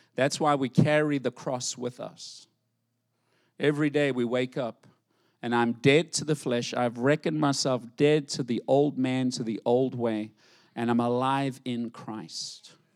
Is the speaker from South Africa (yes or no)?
yes; South Africa; moved away; growing up in South Africa